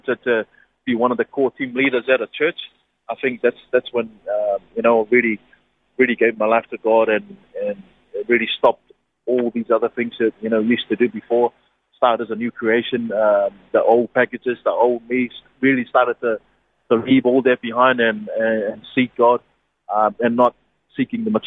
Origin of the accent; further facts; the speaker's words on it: Niue; moved away; born and bred in Niue.